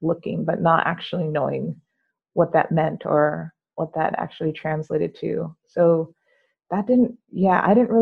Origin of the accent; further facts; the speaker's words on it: Yuba City, California, United States; also born or lived in Florida / Los Angeles, California; I was born in Yuba City, California. So I spent most of my life here